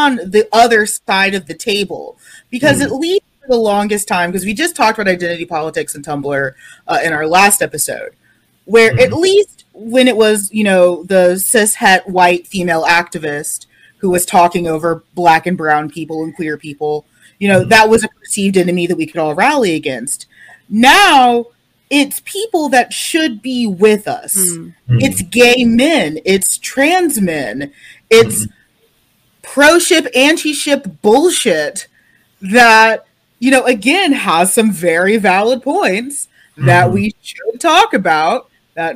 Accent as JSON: {"language": "English", "country": "United States", "said": "as an American"}